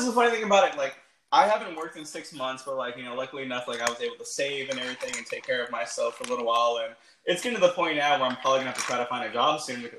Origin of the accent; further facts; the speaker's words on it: Los Angeles, California, United States; moved away as an adult; now in New Orleans, United States; I grew up in Los Angeles